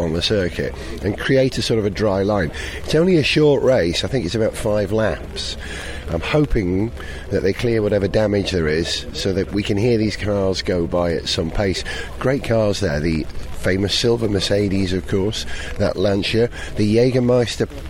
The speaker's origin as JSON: {"language": "English", "area": "Welsh", "region": "Wales", "country": "United Kingdom", "said": "I'm Welsh"}